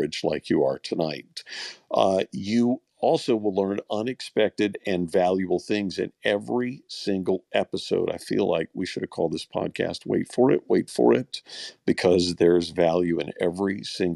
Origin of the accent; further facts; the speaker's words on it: Louisiana, United States; I'm from Louisiana